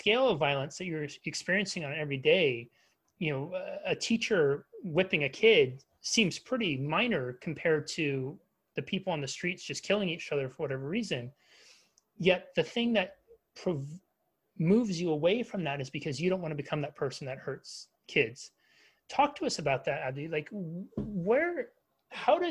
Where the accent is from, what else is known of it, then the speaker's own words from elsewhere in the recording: United States; as an American